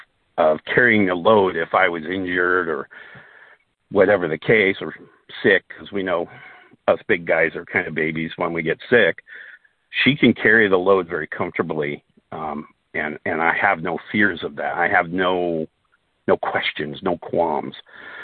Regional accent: Southern Denmark, Denmark; born there; as a Dane, and I was, you know, I was born in Denmark, in southern Denmark, that in of itself is the only way to kind of be a Dane.

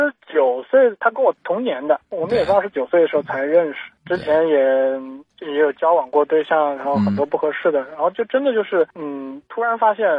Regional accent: Changsha, Hunan, China; 我是长沙的。

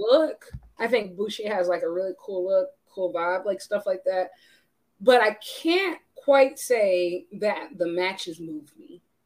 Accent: United States; as an American

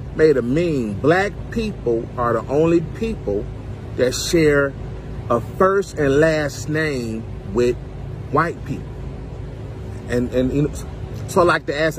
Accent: United States; we African Americans

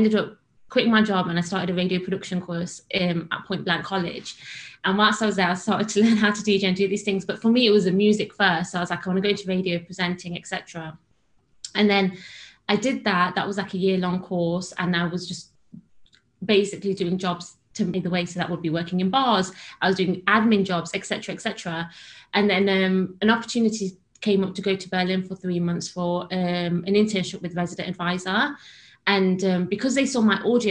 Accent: Derby, East Midlands, United Kingdom; moved away as an adult; now in London, United Kingdom; I'm originally from Derby, which is in the Midlands

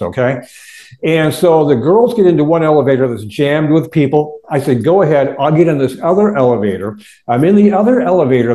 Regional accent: Warren, Michigan, United States; I grew up in Warren, all right, right on the northern border of Detroit, Michigan

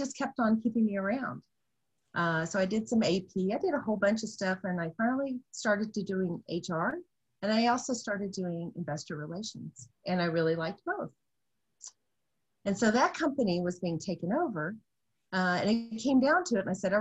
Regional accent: McAllen, Texas, United States; moved away as an adult; I grew up in a town called McAllen.

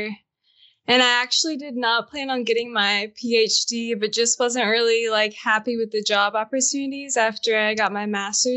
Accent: Athens, Georgia, United States; I'm from Athens, Georgia. So University of Georgia

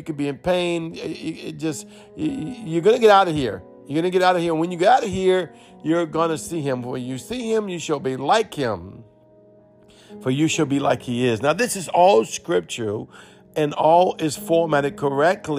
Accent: Cajun, Louisiana, United States; accent: Cajun; Though I speak English. But I'm Cajun.

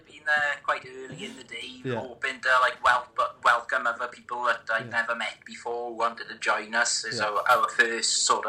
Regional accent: Tredegar, Wales, United Kingdom; from Tredegar in Blaenau Gwent.

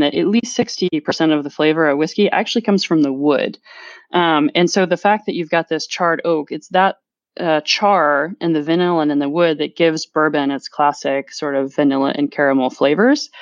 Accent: Louisville, Kentucky, United States; moved away as an adult; also born or lived in Washington, District of Columbia, United States; now in France; growing up in Kentucky, which is the land of bourbon

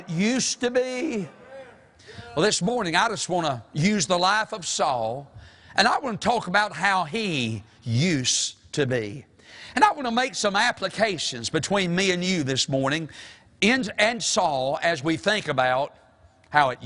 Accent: the South, United States; we're from the South

